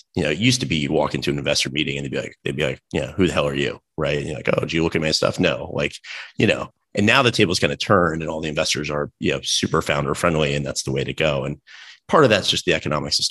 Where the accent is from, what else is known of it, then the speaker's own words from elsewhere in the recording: Raleigh, North Carolina, United States; I grew up in Raleigh, North Carolina